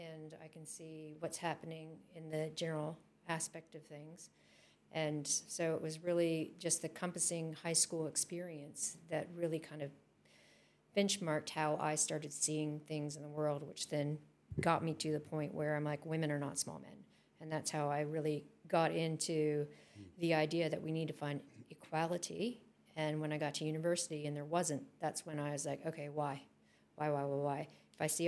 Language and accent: English; California, United States; moved away; I came from California